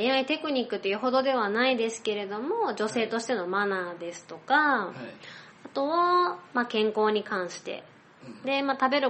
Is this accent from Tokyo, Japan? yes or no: no; Akashi, Hyogo, Japan; born or raised there; moved away as an adult; now in Fukuoka, Japan